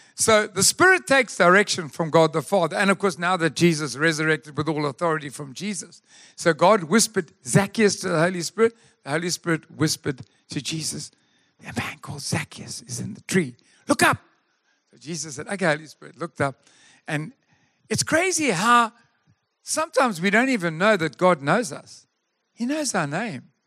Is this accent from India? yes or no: no; Durban, KwaZulu-Natal, South Africa; moved away; We come from Durban